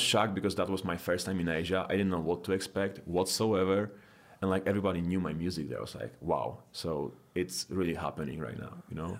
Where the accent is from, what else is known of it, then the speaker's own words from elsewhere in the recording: Poland; now in United States; I'm originally from Poland